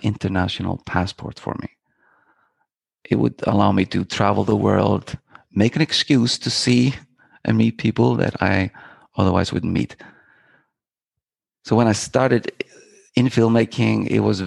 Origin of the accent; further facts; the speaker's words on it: Iceland; I am from Iceland. Born and raised in Iceland, and I started I grew up in the countryside of Iceland